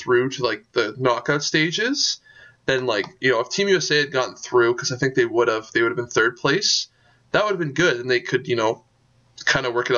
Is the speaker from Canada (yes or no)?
yes; Canada; we're also Canadian